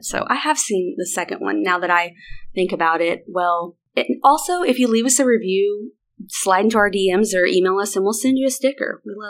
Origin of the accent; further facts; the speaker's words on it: Arkansas, United States; We have to. We're from the South. We've heard it all my whole life.